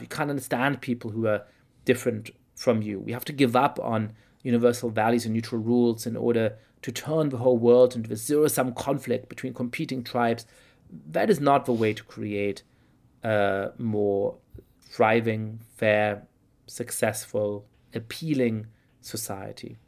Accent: Germany; now in United States; I grew up in Germany in perfectly comfortable but somewhat complicated circumstances

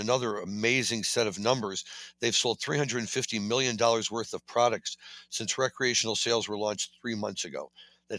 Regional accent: Missouri, United States; Missouri, my home state

